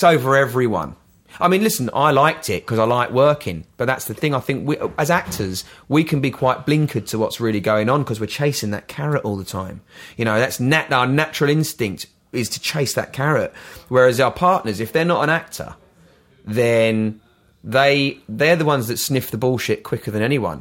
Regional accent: London, United Kingdom; moved away as an adult; also born or lived in Brighton / United States; now in Worthing, United Kingdom; I'm a Londoner, and I I moved out. I lived in Brighton for 16 years

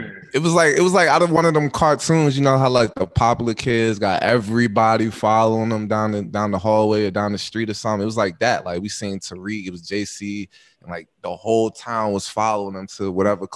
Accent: Chicago, Illinois, United States; I'm from Bronzeville, B.

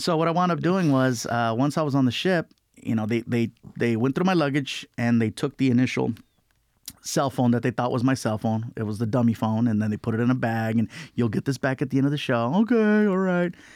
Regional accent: Long Beach, California, United States; we lived in a lot of different apartments, uh, growing up in Long Beach

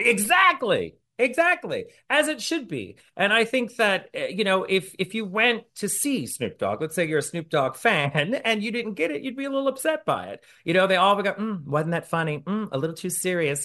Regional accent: New Orleans, Louisiana, United States; I'm from New Orleans

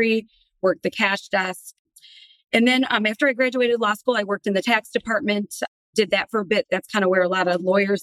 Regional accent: Detroit, Michigan, United States; Born and raised in Detroit

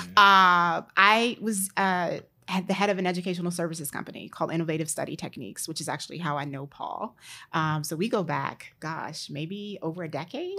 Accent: Maryland, United States; also born or lived in Pittsburgh, Pennsylvania; I always say I'm from the D C area, actually from Maryland

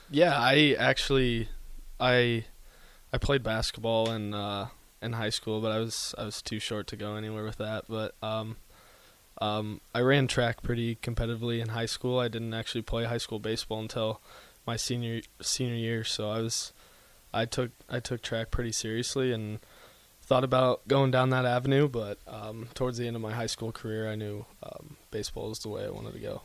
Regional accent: Grand Island, Nebraska, United States; now in Lincoln, United States; I'm from Grand Island, so I've been I've been around Lincoln quite a bit

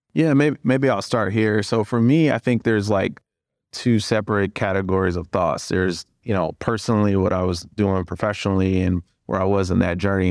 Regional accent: Cleveland, Ohio, United States; moved away as an adult; also born or lived in Indiana; now in Chicago, United States; I'm from Cleveland.

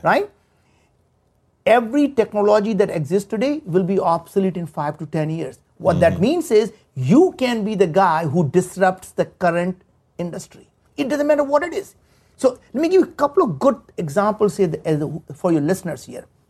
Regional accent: India; moved away as an adult; now in United States; we grew up in India. There were times we didn't have food to eat. We didn't have, you know, we moved from village to village. And I came to the United States 35 years ago

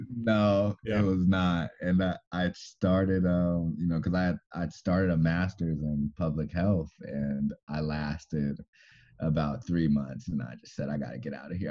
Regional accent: Moreno Valley, California, United States; I'm from Moreno Valley, and that's about you know 50 miles um, east

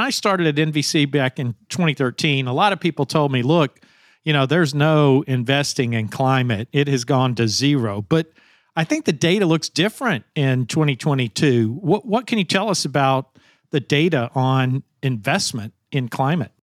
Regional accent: Arkansas, United States; I come from Arkansas. We're a predominantly agriculture state.

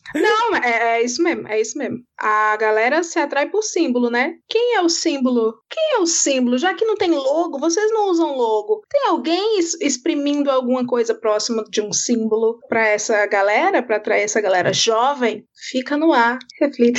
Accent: Ceará, Brazil; moved away; Eu sou cearense, fui. De, morei muito tempo num estado governado pela família Ferreira Gomes

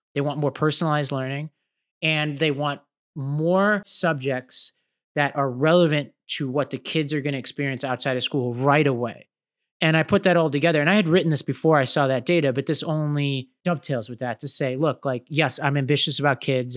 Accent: New York City, New York, United States; I grew up in Staten Island, New York

